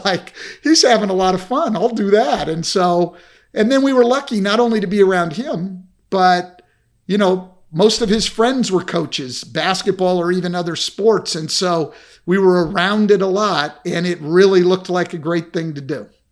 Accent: Bay Area, California, United States; I grew up in the Bay Area

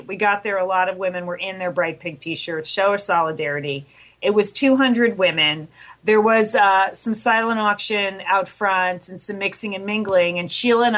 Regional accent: Pasadena, California, United States; here in my hometown

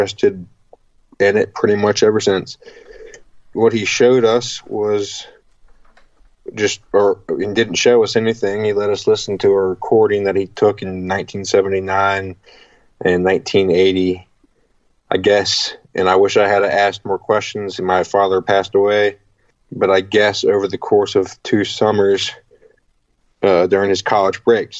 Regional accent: Virginia, United States; I'm from Virginia, and we have like four rivers here

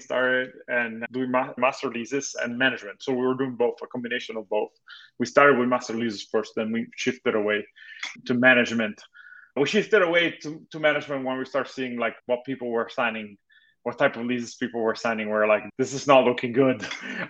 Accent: Italy; moved away as an adult; now in Los Angeles, United States; I was originally born and raised in Italy. I moved to US about 14 years ago with excuse of studying

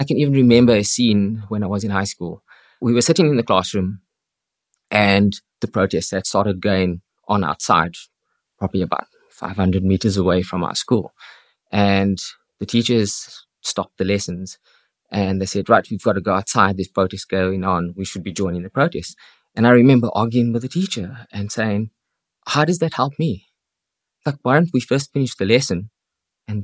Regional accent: Cape Town, Western Cape, South Africa; now in Dublin, Ireland; I'm originally from Cape Town in South Africa.

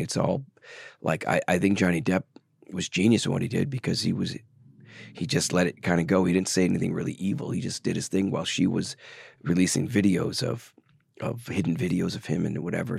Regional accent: Milwaukee, Wisconsin, United States; moved away; also born or lived in Los Angeles; I came from Wisconsin, Milwaukee, large family

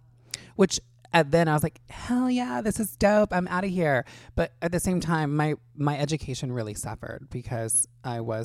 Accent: Indiana, United States; moved away as an adult; now in Los Angeles, United States; I grew up in a small town in Indiana

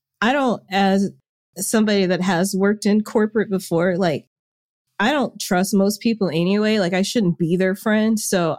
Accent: Little Rock, Arkansas, United States; born there; also born or lived in Memphis, United States / Jackson, United States / Germantown, United States / Humble, United States; I grew up everywhere. So I was born in Little Rock, Arkansas. And then I've lived in Memphis, Tennessee, Jackson, Mississippi, then moved back to Tennessee to Germantown

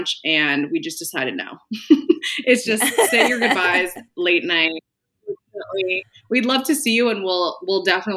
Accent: California, United States; moved away as an adult; also born or lived in New York City; I originally am from California

